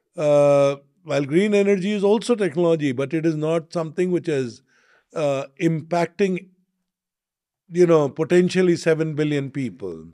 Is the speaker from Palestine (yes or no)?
no; India; being an Indian